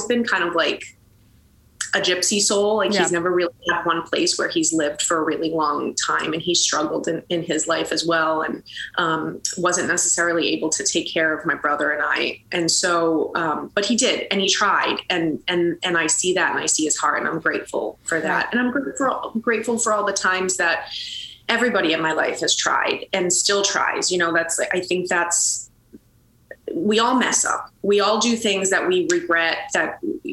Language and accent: English; Boston, Massachusetts, United States; I grew up in Boston, Massachusetts